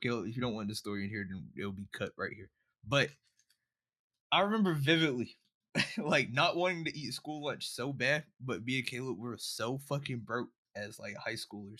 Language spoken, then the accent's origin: English; Mullins, South Carolina, United States; born or raised there